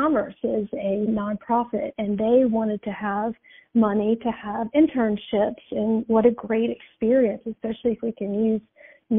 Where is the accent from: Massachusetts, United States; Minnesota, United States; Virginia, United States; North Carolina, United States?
North Carolina, United States; Mint Hill; born or raised there